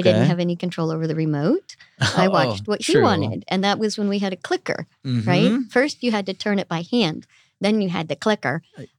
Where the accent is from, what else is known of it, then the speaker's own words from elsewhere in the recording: Indio, California, United States; I'm the one person that you will ever meet from Indio. It's right Indio. Next to Coachella.